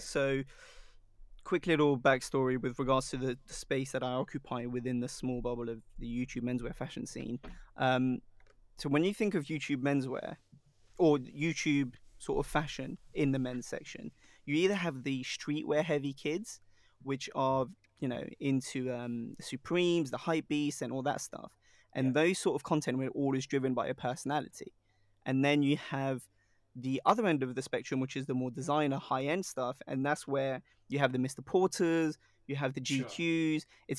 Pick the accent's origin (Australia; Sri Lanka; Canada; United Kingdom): Sri Lanka; Like if someone goes, oh, where are you really from? I'll be like, oh yeah, Sri Lanka.